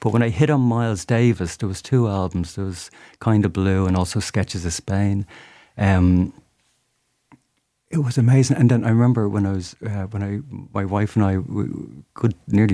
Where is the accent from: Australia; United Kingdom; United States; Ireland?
Ireland; Dublin, Leinster; I'm still from Dublin